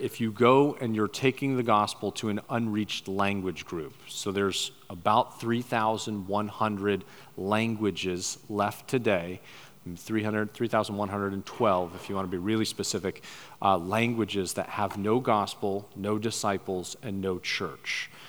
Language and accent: English; Papua New Guinea; But I was raised over in New Guinea. My parents were missionaries right up near the Irian and Jaya border. I went to boarding school from first grade to 12th grade, went to a Commonwealth boarding school